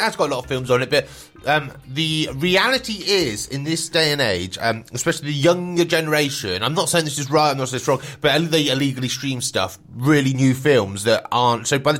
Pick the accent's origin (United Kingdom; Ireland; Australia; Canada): United Kingdom; Swindon, South West England; I'm from Swindon, so it's not that far away.